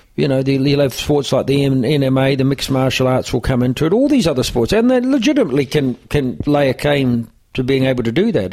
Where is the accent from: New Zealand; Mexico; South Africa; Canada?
New Zealand; moved away as an adult; now in Ireland; growing up in New Zealand